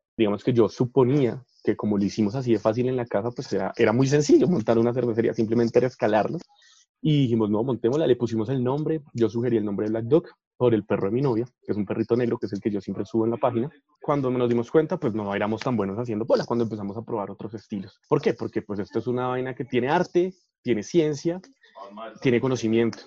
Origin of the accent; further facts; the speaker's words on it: Colombia; No tenemos una identidad propia que nos defina como pueblo